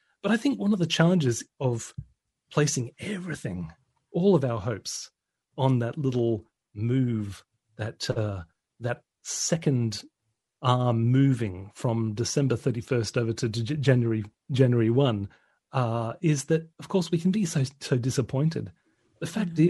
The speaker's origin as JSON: {"language": "English", "country": "Australia", "tie": "born or raised there", "moved": "yes", "lives_now": "United Kingdom", "said": "my home country of Australia"}